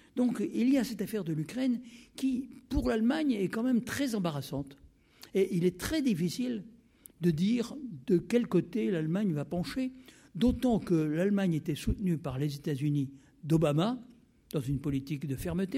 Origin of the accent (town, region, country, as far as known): France